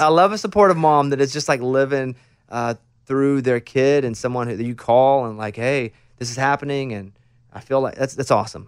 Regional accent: Arkansas, United States; moved away; I'm from Arkansas, a real small town in Arkansas, about eight hundred people like you, grew up in a town

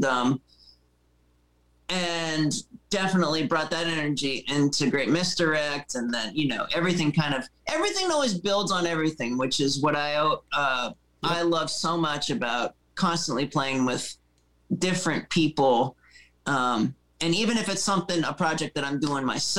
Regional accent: Erie, Pennsylvania, United States; moved away as an adult; also born or lived in North Carolina; I grew up in Erie, Pennsylvania, where I was in band since I was 12 and I moved to North Carolina when I was 20.

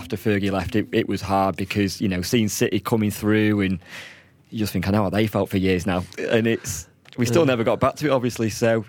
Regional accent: Manchester, North West England, United Kingdom; And I'm from Manchester.

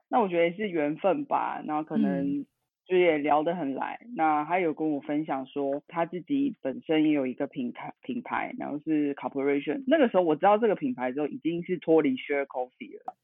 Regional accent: Tainan, Taiwan; now in Taichung, Taiwan; 我来自台湾，家里住台南

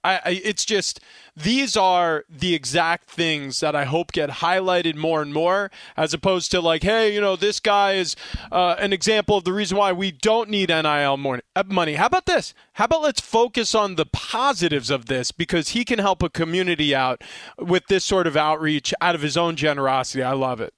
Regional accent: East Meadow, New York, United States; I was growing up on Long Island, and I was a sophomore at East Meadow High School

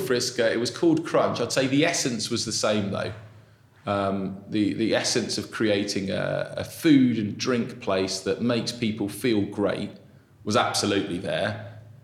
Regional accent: South East England, United Kingdom; also born or lived in Brazil / Bath; I was born in Brazil. I lived there till I was six. Then we moved over to England. I lived in the southeast.

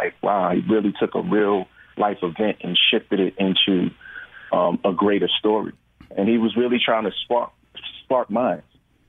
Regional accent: New York, United States; I'm from New York, so we were in New York and filming

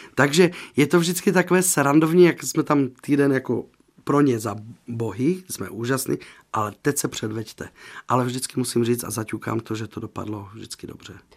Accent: Slovakia; moved away; já jsem ze Slovenska

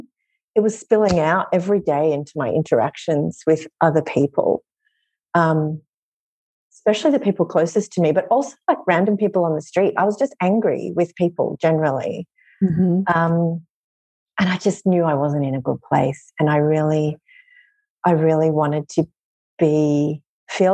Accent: Australia; moved away as an adult; now in New York City, United States; I'm originally from Australia, but I've lived here in New York City for just over a decade

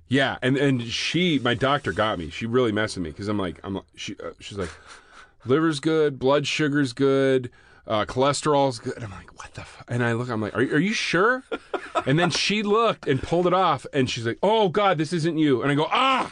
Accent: Vancouver, Washington, United States; moved away; I grew up in Vancouver, Washington

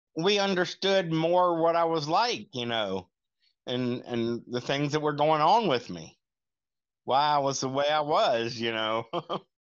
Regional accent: Lincolnton, North Carolina, United States; I'm from Lincolnton, North Carolina

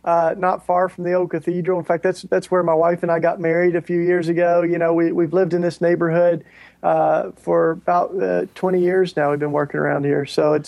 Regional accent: Tennessee, United States; I grew up in Tennessee. I'm a Tennessee, you know, kid. Grew up in the Bible Belt, pretty much in the heart of evangelicalism down there.

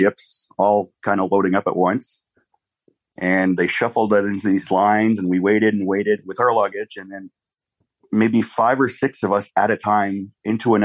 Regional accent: Canada; also born or lived in Ottawa; I am Canadian

